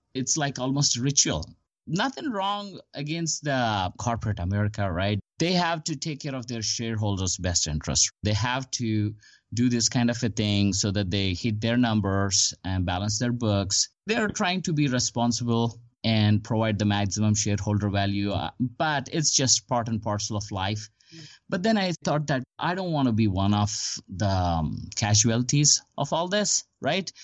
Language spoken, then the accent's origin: English; India; moved away as an adult; also born or lived in Huntsville, Alabama / Houston / Bellevue, Washington; now in Dallas, United States; I came to United States. I'm originally from India. I came to United States in 2002 to pursue my master's degree